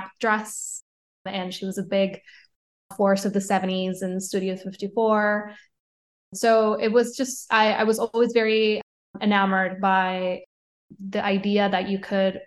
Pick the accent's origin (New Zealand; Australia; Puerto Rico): Puerto Rico; Caguas; moved away as an adult; also born or lived in San Juan, Puerto Rico; now in New York, United States; I grew up between a town called Caguas, which is 20 minutes south of San Juan. And then I moved to San Juan when I was 13. So I lived in Puerto Rico until I was 22 when I moved to New York.